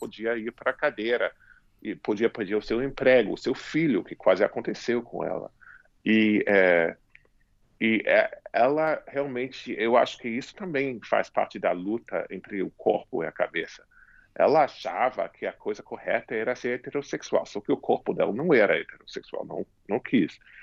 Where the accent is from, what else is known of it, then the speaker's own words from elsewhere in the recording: United States; eu me criei nos Estados Unidos